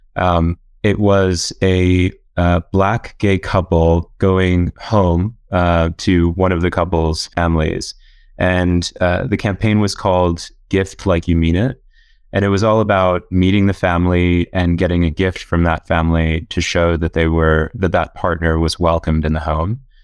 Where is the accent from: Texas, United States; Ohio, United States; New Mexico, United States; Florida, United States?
Florida, United States; Orlando; moved away as an adult; also born or lived in South Carolina / Oxford; I'm from Orlando, Florida, originally